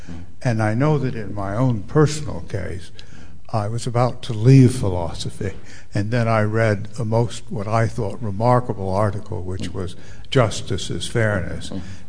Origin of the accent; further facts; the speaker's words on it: United States; For me as an American